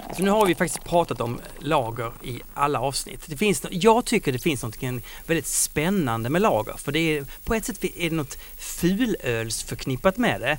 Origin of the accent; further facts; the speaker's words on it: Skåne, Sweden; accent: Scanian (skånska); på min skånska